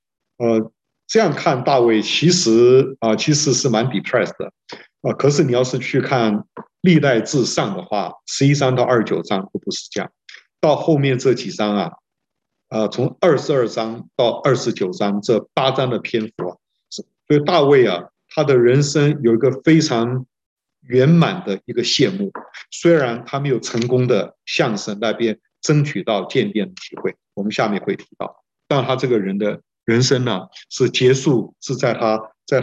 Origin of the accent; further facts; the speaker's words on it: China; 我们中国人说啊，中国人的这个政治学叫做内圣外王